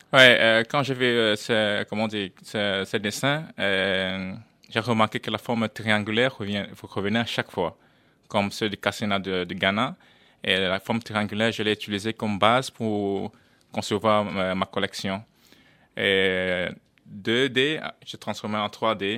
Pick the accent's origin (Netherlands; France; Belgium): Netherlands; also born or lived in Cameroon; je suis néerlandais